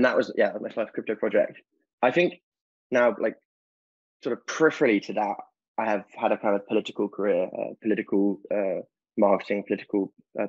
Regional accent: London, United Kingdom; also born or lived in Durham; I grew up in South London

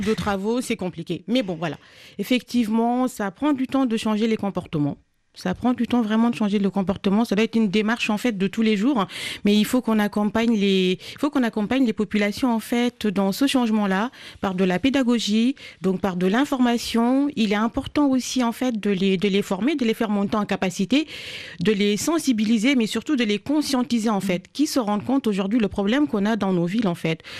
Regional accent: Senegal; j'ai grandi au Sénégal

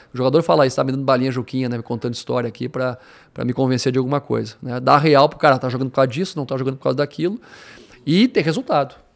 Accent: Rio Grande do Sul, Brazil; moved away; eu sou natural do Rio Grande do Sul

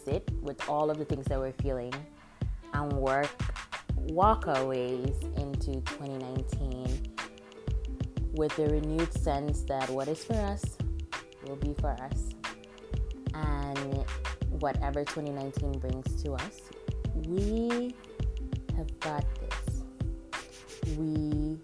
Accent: Nigeria; now in United States; the last Christmas and New Year season that I spent in my home country of Nigeria, which was in 2007

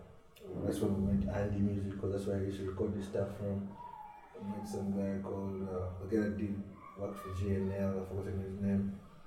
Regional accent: Kenya; Me, I'm Kenyan, so I do Swahili.

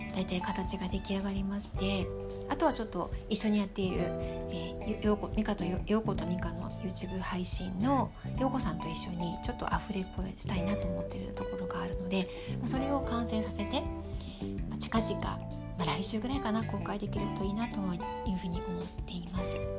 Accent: Tokyo, Japan; born or raised there; now in Sapporo, Japan

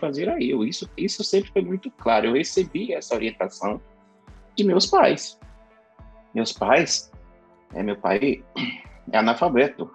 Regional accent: Carolina, Maranhão, Brazil; moved away; eu nasci numa cidade que se chama Carolina, fica no sul do estado do Maranhão, em um bairro, no, talvez o mais pobre, talvez não, com certeza o mais pobre bairro dessa cidade. Foi onde eu cresci

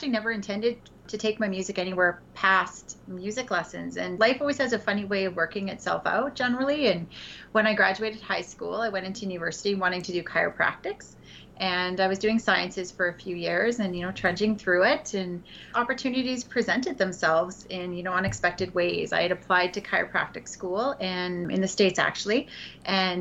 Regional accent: Edmonton, Alberta, Canada; I grew up in Edmonton, Alberta

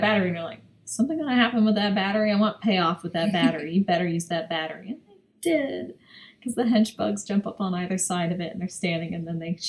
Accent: United States; I'm American

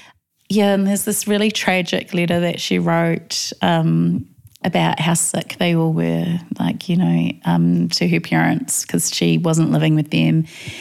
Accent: New Zealand; I was born in Aotearoa, and I've just been there actually. So it's kind of my father migrated when he was 18 from Tonga.

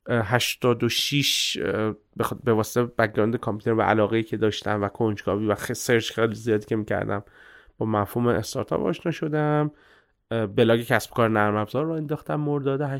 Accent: Abadan, Khuzestan, Iran; born there; متولد آبادان هستم از سمت پدری خب اصالتا هم

